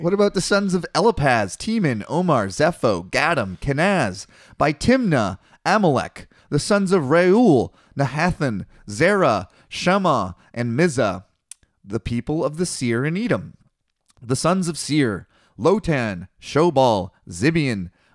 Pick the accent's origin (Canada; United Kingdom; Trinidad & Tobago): Canada